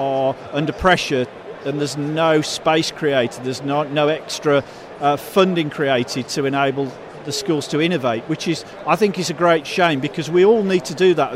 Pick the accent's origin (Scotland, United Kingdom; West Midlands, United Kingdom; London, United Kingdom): West Midlands, United Kingdom; Birmingham; I spoke like this from growing up in Birmingham